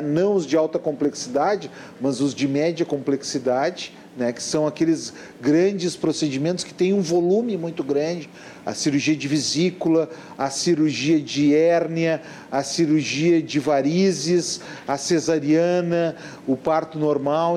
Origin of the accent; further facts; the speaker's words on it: Porto Alegre, Rio Grande do Sul, Brazil; eu nasci no Ernesto Dornelles